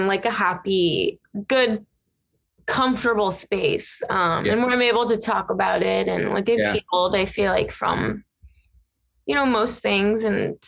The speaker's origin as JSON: {"language": "English", "region": "Ohio", "country": "United States", "moved": "yes", "said": "I'm originally from Ohio."}